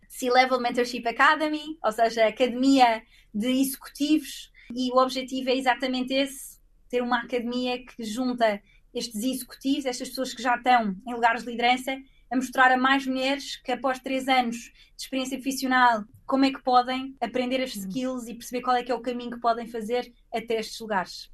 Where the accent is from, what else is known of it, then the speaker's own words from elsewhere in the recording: Portugal; moved away as an adult; also born or lived in Canada / Copenhagen, Denmark / Dublin, Ireland; now in London, United Kingdom; saí de Portugal uh, aos 19 anos, primeiro para estudar